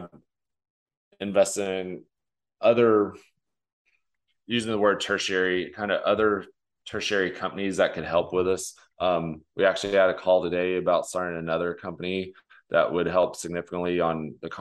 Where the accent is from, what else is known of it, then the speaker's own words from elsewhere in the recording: West Texas, United States; I grew up in West Texas